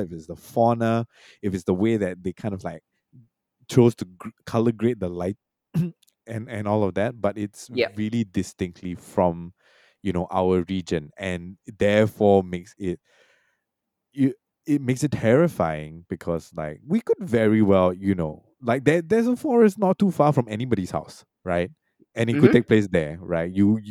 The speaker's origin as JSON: {"language": "English", "country": "Singapore", "tie": "born or raised there", "also_born_or_lived": "Malaysia", "said": "I was born in Malaysia. I grew up mostly in Singapore, but I have spent a lot of time in Malaysia."}